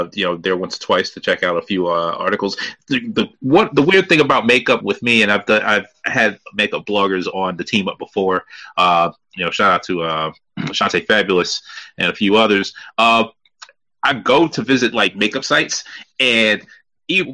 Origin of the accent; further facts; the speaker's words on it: New York City, New York, United States; now in Virginia, United States; I'm a Brooklyn guy myself